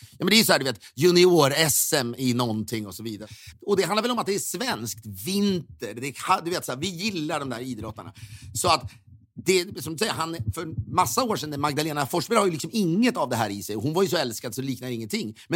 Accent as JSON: {"language": "Swedish", "country": "Sweden", "lives_now": "United States", "said": "Då får man ju också som svensk gåshud av det."}